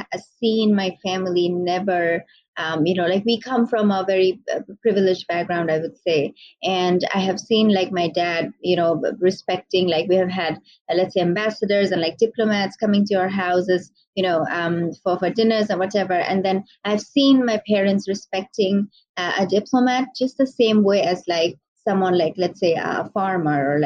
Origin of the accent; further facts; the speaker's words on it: Bangladesh; also born or lived in Malaysia / Michigan, United States; I am from Bangladesh, also based in Bangladesh now.